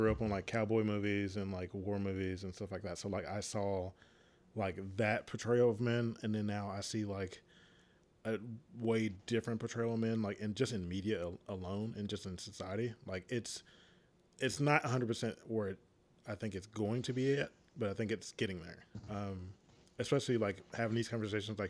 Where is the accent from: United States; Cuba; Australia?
United States; the South; moved away; I grew up in the South